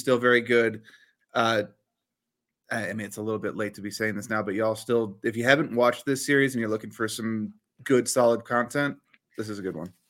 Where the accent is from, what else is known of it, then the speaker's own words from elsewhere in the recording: near the Smithsonian, District of Columbia, United States; I grew up near the Smithsonian.